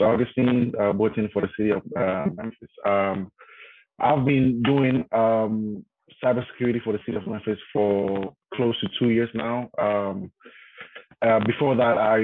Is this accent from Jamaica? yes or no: no; Ghana; moved away as an adult; now in United States; I'm from Ghana, West Africa, right? And when I came to the States, when I relocated to the States, I had to relearn a lot of stuff, right? Because the way I grew up, my background is different